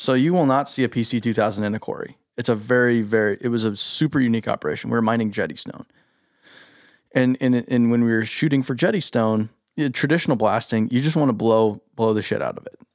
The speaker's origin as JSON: {"language": "English", "town": "Scottsdale", "region": "Arizona", "country": "United States", "tie": "born or raised there", "said": "I grew up in Scottsdale"}